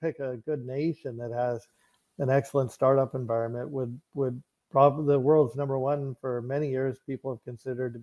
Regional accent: Canada; I'm Canadian. I spent most of my life living in Canada

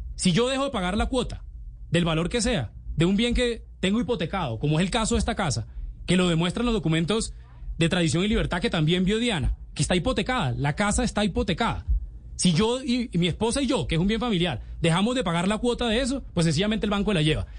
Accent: Valledupar, Cesar, Colombia; moved away; ella es de Valledupar y yo soy de Valledupar

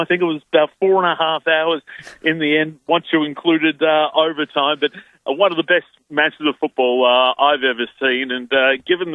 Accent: Australia

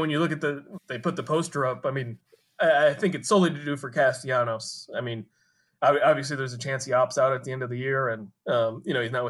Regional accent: Minnesota, United States; now in Cincinnati, United States; I'm from Minnesota originally.

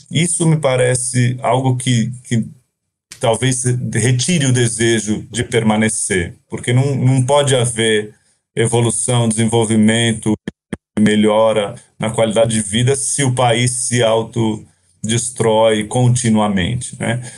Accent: Brazil; passei a minha vida inteira aqui no Brasil quase

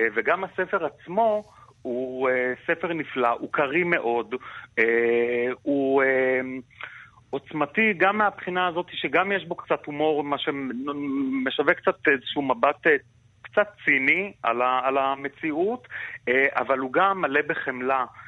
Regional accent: Israel; אנחנו כן, כישראלים

